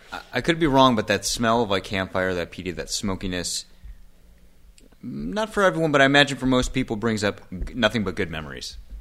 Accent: Maple Grove, Minnesota, United States; moved away as an adult; also born or lived in Los Angeles; I grew up in Maple Grove

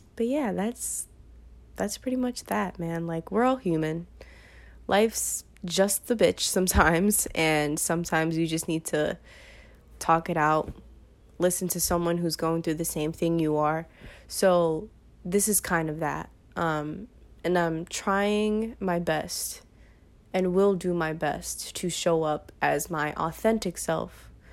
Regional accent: New York City, New York, United States; I am from New York, from Brooklyn, New York

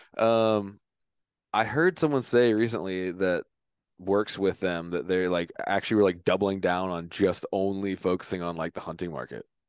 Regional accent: Virginia, United States; moved away; I'm from Virginia.

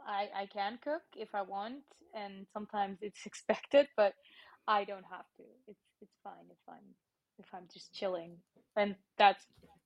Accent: Nussbaumen, Aargau, Switzerland; accent: slightly American; English is a second language; I grew up in Aargau. That's it, yeah, in Nussbaumen. And my mom is from China and my dad is from Germany. But I'm Swiss since forever.

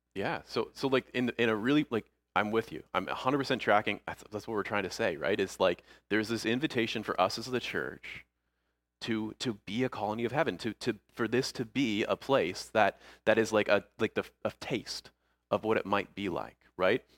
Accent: Niagara Falls, Ontario, Canada; moved away as an adult; also born or lived in St. Catharines, Ontario; now in Ayr, United Kingdom; growing up in Niagara Falls, Niagara Falls area

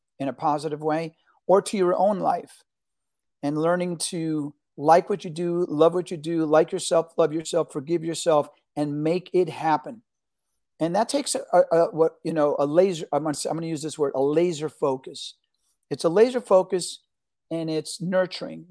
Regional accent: New York City, New York, United States; also born or lived in Argentina; I was born in Argentina. My parents came here escaping fascism from Argentina. And I grew up in New York City, which was a great melting pot

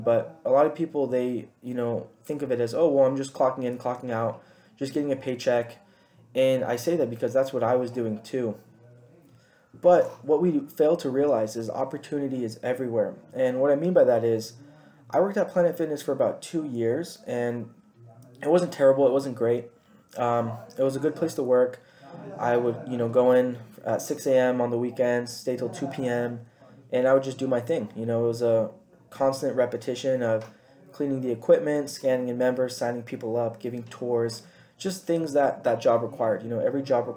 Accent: Chula Vista, California, United States; also born or lived in Rancho Bernardo, California / Paradise Hills, California; I grew up in Rolling Hills Ranch, which is in Chula Vista, California. I lived there about till 2010, 2011, when I moved up to Rancho Bernardo, where I went to middle school and high school.

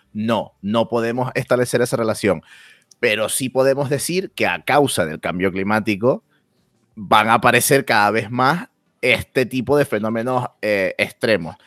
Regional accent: Canary Islands, Spain; mi identidad como canario

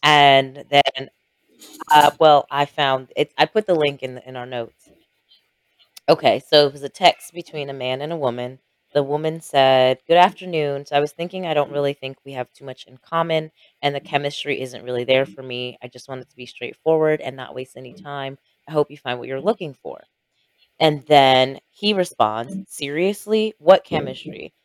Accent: Jamaica; we are both Jamaican

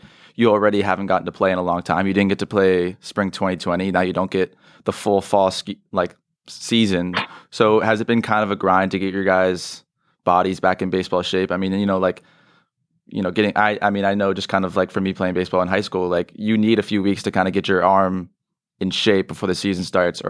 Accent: San Mateo, California, United States; I'm from San Mateo.

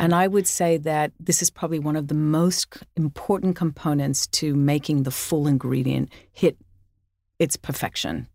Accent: Sydney, New South Wales, Australia; I grew up in Australia

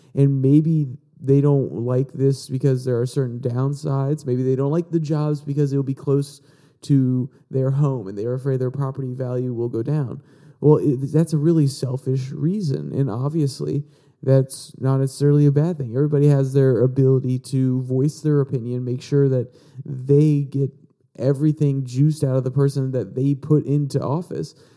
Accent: Virginia, United States; my home state of Virginia

